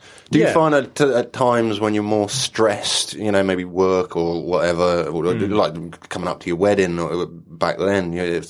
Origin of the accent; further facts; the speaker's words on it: Ludlow, West Midlands, United Kingdom; I was in my hometown of Ludlow in South Shropshire.